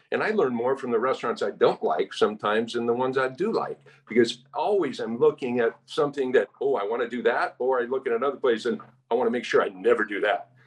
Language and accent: English; California, United States; moved away as an adult; now in Hawaii, United States; I was born and raised in California, went to UCLA